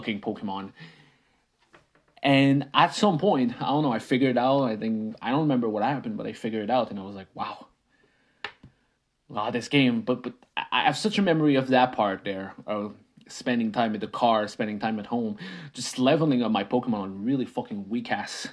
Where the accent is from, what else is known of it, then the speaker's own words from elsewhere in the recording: Canada; first language French; English is a second language; I didn't speak English. I'm a French Canadian kid. I spoke French. My parents spoke French.